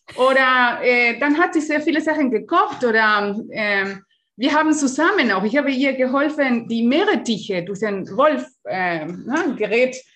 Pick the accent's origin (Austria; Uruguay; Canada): Uruguay; German is a second language; now in Germany; ich bin in Uruguay geboren